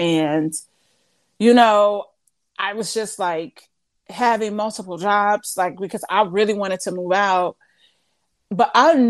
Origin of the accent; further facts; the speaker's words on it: Midwest, United States; because it's not like I'm from the East Coast, but Midwest, I'm so many miles away.